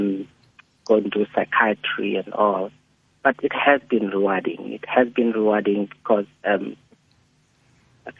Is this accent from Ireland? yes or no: no; Lesotho; moved away; I came from Lesotho then